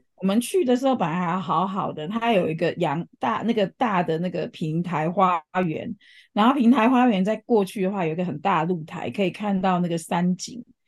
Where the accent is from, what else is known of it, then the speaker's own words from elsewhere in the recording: Changhua County, Taiwan; 我们彰化那边的人其实有很多有名的人都还是会，回去贡献这样